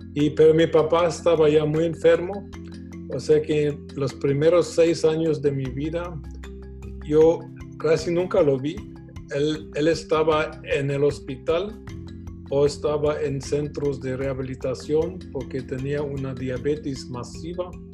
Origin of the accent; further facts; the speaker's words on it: Germany; now in Guatemala; yo nací en Alemania, nací en una casa de un empresario.